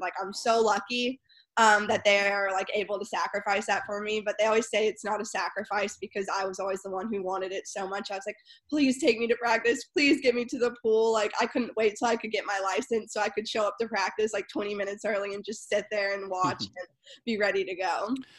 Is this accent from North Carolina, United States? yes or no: yes; Winston-Salem, North Carolina, United States; moved away as an adult; also born or lived in Charlotte, North Carolina; now in San Diego, United States; I grew up in Winston Salem, um, North Carolina, and then I moved to Charlotte, North Carolina, when I was 14